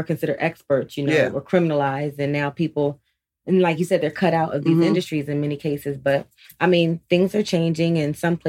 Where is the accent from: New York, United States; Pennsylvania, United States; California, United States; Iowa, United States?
Pennsylvania, United States; Philadelphia; moved away; also born or lived in Columbus, Ohio; initially I'm from Philadelphia, born and kind of raised also in Columbus. Spent a lot of time in Columbus